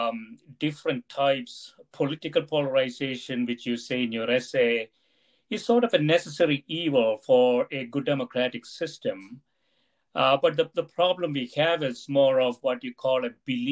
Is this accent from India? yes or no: yes; India; moved away; when I was growing up in India